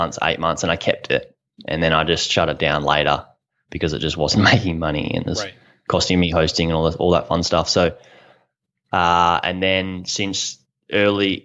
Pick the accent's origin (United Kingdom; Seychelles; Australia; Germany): Australia; I'm from Australia.